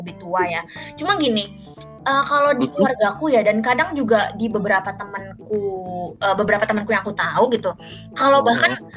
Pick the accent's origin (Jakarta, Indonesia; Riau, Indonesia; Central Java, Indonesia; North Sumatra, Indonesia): Jakarta, Indonesia; moved away as an adult; also born or lived in East Java; lahir dan besar di Jakarta